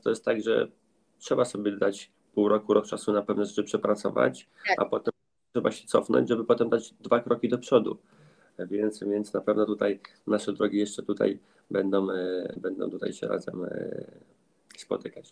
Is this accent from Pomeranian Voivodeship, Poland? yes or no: no; countryside near Grójec, between Warsaw and Radom, Masovian Voivodeship, Poland; ja mieszkam ogólnie między też e, Warszawą a Radomiem, okolice Grójca. Całe życie wychowałem się też na wsi